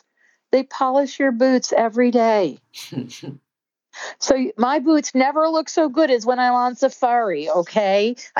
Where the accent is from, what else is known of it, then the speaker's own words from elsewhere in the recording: Scotland, United Kingdom; I always wear long sleeves. I'm Scottish, very fair skinned.